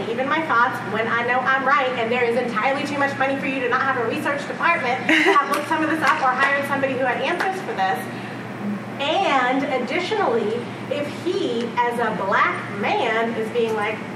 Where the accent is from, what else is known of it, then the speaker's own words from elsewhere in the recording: United States; So when we're reading this as Americans